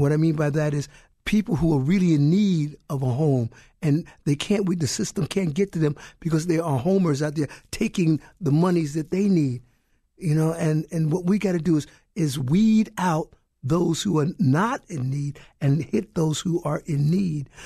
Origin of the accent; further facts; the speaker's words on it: Brooklyn, New York, United States; I grew up in Brooklyn.